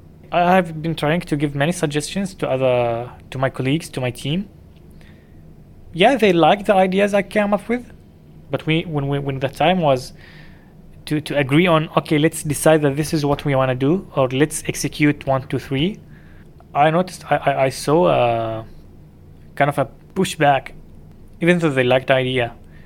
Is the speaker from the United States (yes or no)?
no; Dubai, United Arab Emirates; I grew up in Dubai.